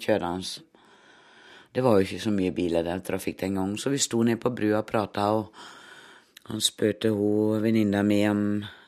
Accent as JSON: {"language": "Norwegian", "town": "Herning", "region": "Central Denmark Region", "country": "Denmark", "also_born_or_lived": "Oslo, Norway", "second_language": "Norwegian", "moved": "as an adult", "lives_now": "Drangedal, Norway", "said": "Jeg er i grunnen fra Danmark, Herning, midt på Jylland"}